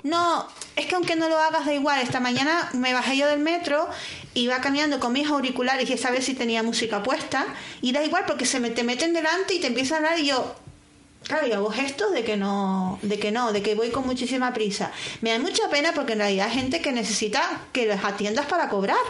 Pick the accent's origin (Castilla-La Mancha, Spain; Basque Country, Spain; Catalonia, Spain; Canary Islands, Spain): Canary Islands, Spain; moved away